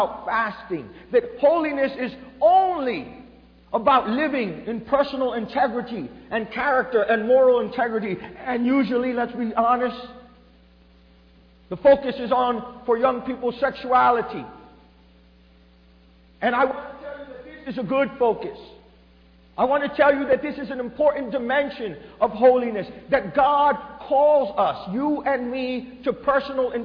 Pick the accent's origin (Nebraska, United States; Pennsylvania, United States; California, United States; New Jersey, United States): New Jersey, United States; I was born in New Jersey raised of Puerto Rican parents